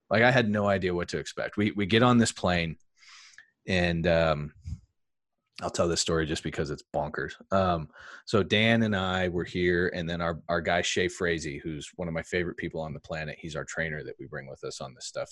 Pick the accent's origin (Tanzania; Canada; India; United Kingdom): United Kingdom; England; moved away; I grew up in England